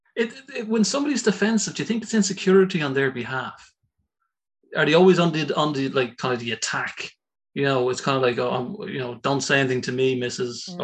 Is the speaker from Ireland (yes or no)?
yes; Ireland; I'm an Irish guy.